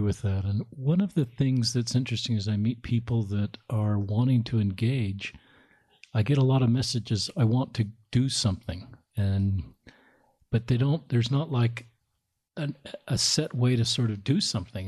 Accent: Salt Lake City, Utah, United States; growing up in Salt Lake

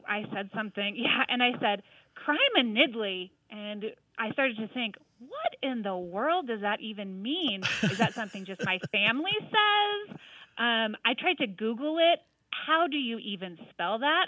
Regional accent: Northwest Missouri, United States; now in Arvada, United States; I'm originally from Northwest Missouri

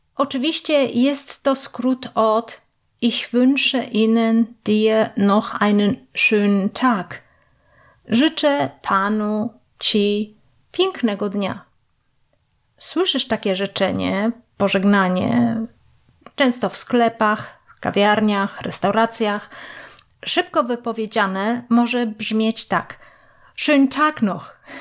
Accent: Jelenia Góra, Lower Silesian Voivodeship, Poland; moved away as an adult; now in Germany; Jestem z Polski, z Jeleniej Góry

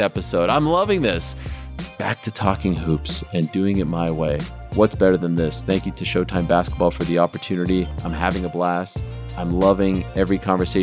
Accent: Montreal, Quebec, Canada; also born or lived in Syracuse; growing up in Montreal

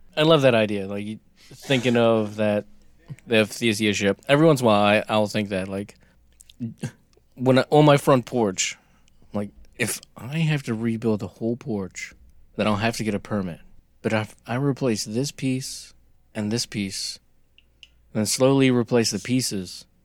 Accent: United States; we're American

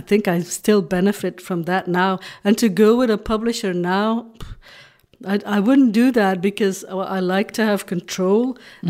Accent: Flanders, Belgium; first language Dutch; English is a second language; moved away; also born or lived in Hong Kong; I'm from Belgium

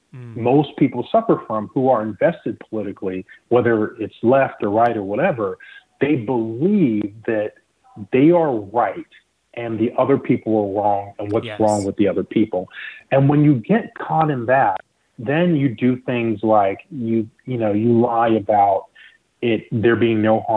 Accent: the Southeast, North Carolina, United States; also born or lived in Nigeria; now in Florida, United States; I was born in Nigeria. I grew up in the Southeast. And I remember in North Carolina

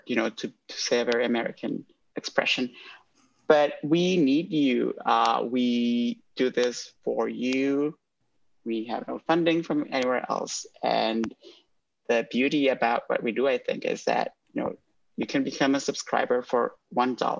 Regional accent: Honduras; moved away; I grew up in Honduras

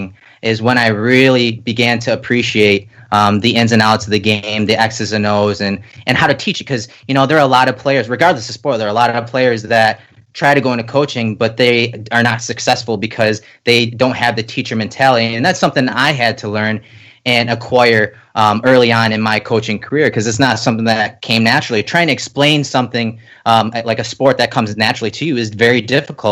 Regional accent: Lockport, New York, United States; I grew up in Lockport, played Little League football in Pendleton, so the Star Point District

